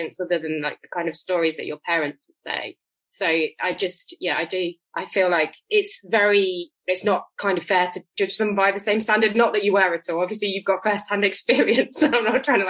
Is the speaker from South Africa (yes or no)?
no; United Kingdom; I'm British